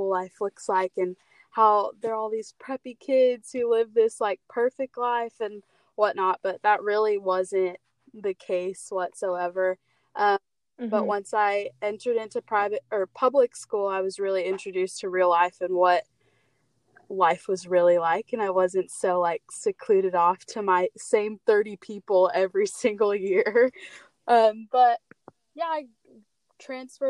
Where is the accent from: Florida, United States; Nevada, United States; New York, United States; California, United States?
California, United States; San Diego; I'm from San Diego, born and raised